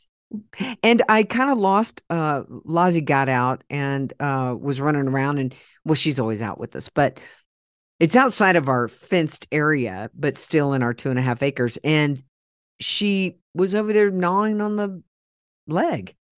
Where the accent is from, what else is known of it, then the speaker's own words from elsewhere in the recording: Oklahoma, United States; I'm from Oklahoma and we used to talk. We do talk like